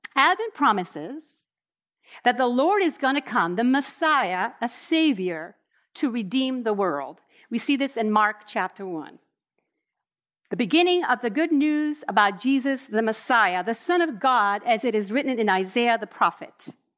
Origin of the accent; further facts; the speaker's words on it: Puerto Rico; I grew up in Puerto Rico, and our Christmas gathering was over a hundred people